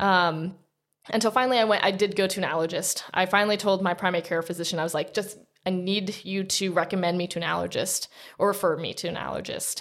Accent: Princeton, New Jersey, United States; moved away as an adult; also born or lived in Utah; I grew up in Princeton, New Jersey, and then as soon as I turned eighteen, before I graduated high school, I'd moved to Utah

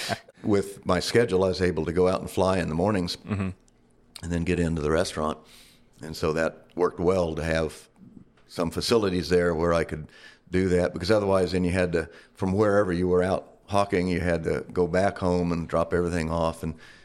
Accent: Tulsa, Oklahoma, United States; now in Flagstaff, United States; And originally, I came out from Tulsa, Oklahoma, to Flagstaff on a wrestling scholarship in the 70s.

